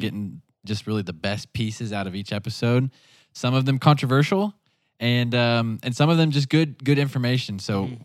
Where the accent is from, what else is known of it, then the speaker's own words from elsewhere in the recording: the Ozarks, United States; growing up in the Ozarks